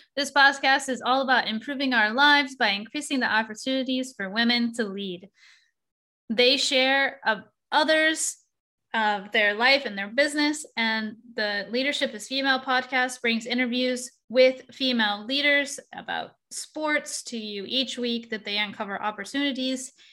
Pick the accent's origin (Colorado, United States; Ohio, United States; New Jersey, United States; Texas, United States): Texas, United States; I'm from Texas, so I say y'all sometimes